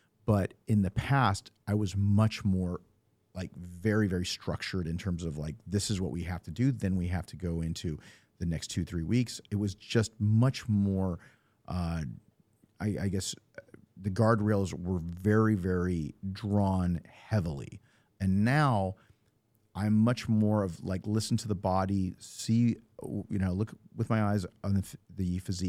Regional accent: California, United States; I mean, I came from NorCal, and it's okay up there, but it seems like there's many more in Southern California.

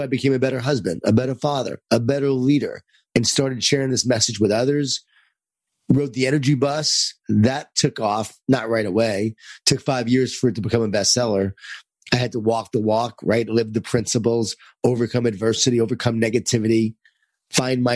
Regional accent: Lisle, New York, United States; I grew up in Lyle, New York, in a Jewish Italian family

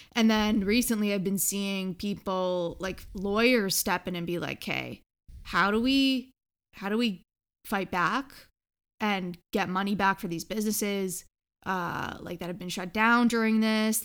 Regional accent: Canada; We're from Canada

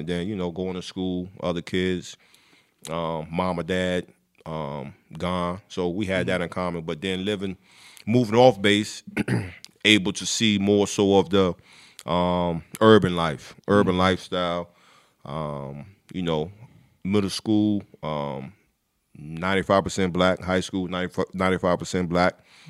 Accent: Newport News, Virginia, United States; also born or lived in Savannah, Georgia; Born in Savannah, Georgia, but hometown is Newport News, Virginia.

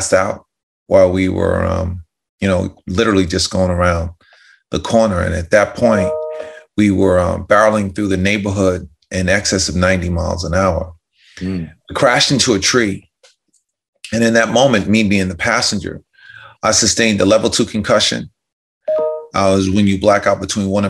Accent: White Plains, New York, United States; I'm from White Plains, New York. Mm-hmm. Grew up in the suburbs outside of Manhattan.

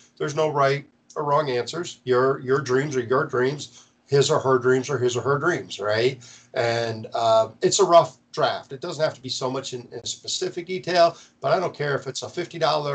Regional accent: Marlette, Michigan, United States; now in Florida, United States; my hometown

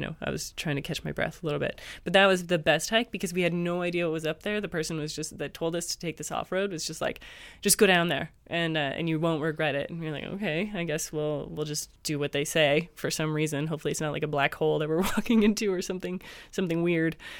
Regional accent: Canada; moved away; I'm Canadian.

